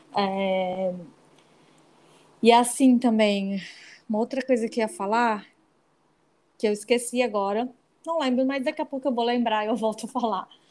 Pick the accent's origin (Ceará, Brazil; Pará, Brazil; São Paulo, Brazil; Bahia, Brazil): Pará, Brazil; Belém; eu sou de lá, né, de Belém